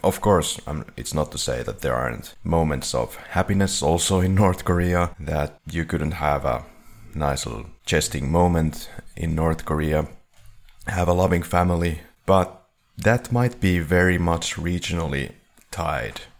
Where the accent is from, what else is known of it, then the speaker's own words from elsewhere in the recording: Finland; we're from Finland